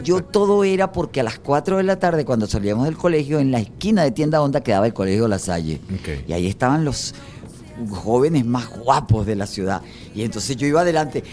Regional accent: Caracas, Capital District, Venezuela; also born or lived in Los Palos Grandes; yo pasé hasta los 21 años estuve yo eh, viviendo en la parroquia San José

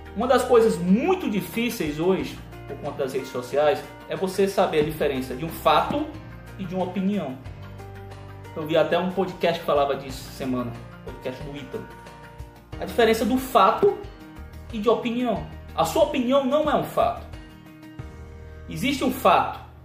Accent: Ceará, Brazil; sou cearense

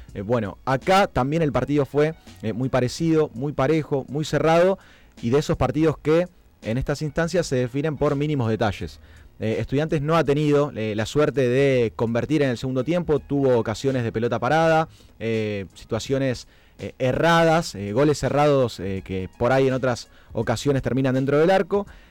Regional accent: Argentina; como argentinos

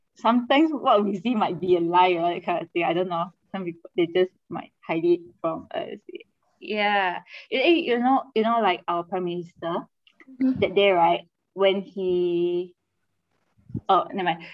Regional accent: Kuching, Sarawak, Malaysia; accent: Manglish; I am from Kuching, Sarawak

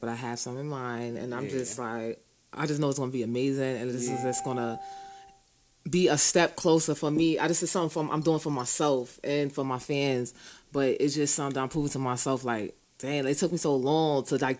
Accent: New York City, New York, United States; also born or lived in Queens / Coney Island / Bushwick; I grew up all through Brooklyn, Flatbush with a Junction side. Mm. I grew up in Queens. I grew up in Coney Island, Marlboro Projects. So, I was all over Brooklyn.

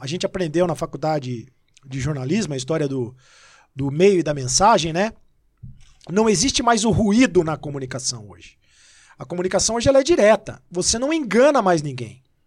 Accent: Itapira, São Paulo, Brazil; moved away as an adult; also born or lived in Rio de Janeiro; now in São Paulo, Brazil; Eu sou do interior de São Paulo, eu sou de Itapira. É, e eu sou paulistano. Sou paulistano é paulista, porque nasci em São Paulo e, e, e fui para Itapira com um ano e, e três meses

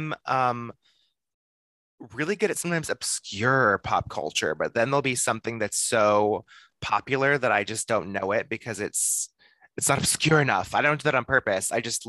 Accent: Texas, United States; I have to get through Texas summer because that's where I grew up.

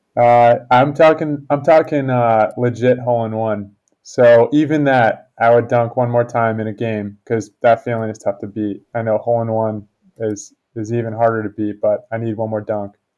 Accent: Connecticut, United States; I grew up in Connecticut

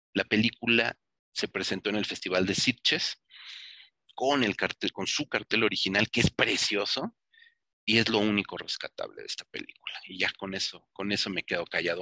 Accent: Mexico; Para los que somos mexicanos

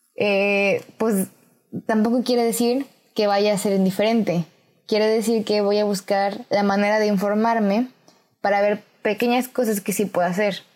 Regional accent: Mexico; en mi país, México

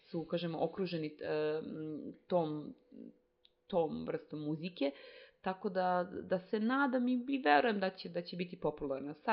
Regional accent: Serbia

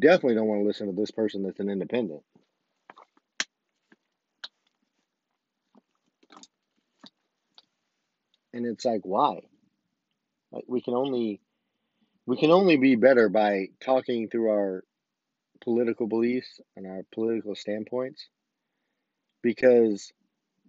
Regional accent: United States; as an American, as a U.S. citizen

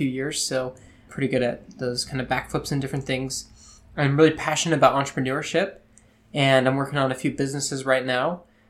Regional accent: Utah, United States; I was born and raised in Utah.

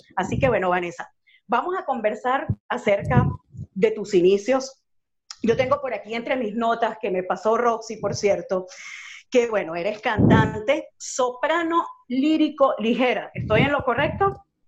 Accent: Venezuela; moved away as an adult; now in Chile; soy de Venezuela, tengo dos años viviendo en Chile

